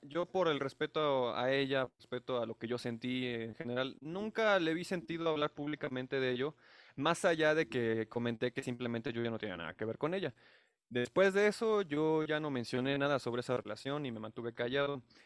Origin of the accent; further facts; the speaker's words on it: Mexico City, Mexico; soy residente de la Ciudad de México